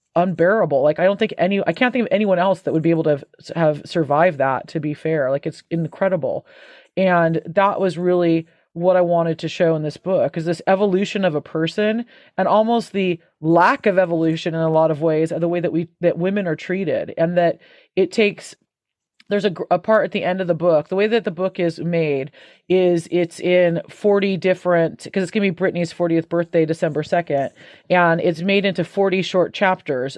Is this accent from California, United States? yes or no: yes; Santa Cruz, California, United States; moved away as an adult; now in United Kingdom; my hometown of Santa Cruz